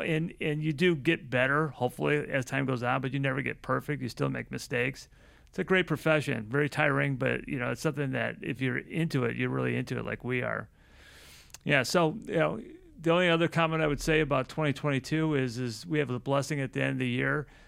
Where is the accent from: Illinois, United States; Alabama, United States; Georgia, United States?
Illinois, United States; Chicago; growing up in Chicago